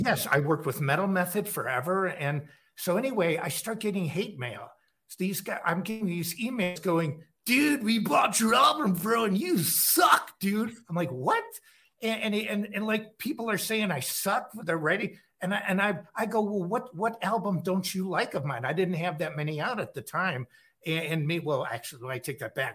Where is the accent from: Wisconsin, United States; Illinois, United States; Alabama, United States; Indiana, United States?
Illinois, United States; Chicago; moved away as an adult; also born or lived in Los Angeles; I'm in the Chicago area, like the northern suburbs. That's uh, my hometown.